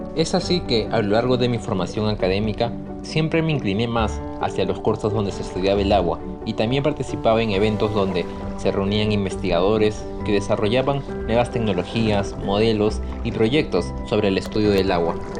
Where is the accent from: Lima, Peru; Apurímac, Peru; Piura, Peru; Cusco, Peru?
Lima, Peru; Chosica; Los veranos de mi niñez en Chosica podían ser muy duros